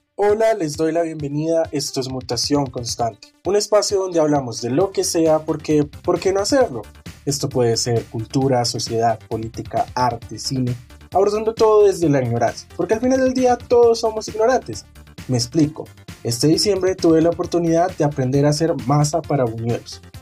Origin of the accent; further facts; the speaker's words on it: Colombia; como buenos colombianos que somos